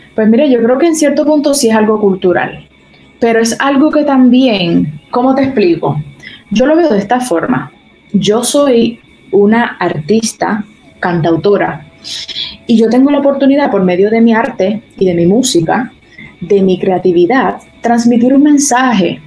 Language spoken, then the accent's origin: Spanish; Arecibo, Puerto Rico; Yo me crié en Arecibo toda mi vida